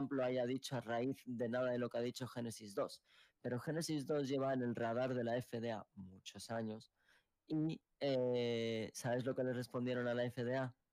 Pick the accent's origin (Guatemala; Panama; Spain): Spain; somos españoles.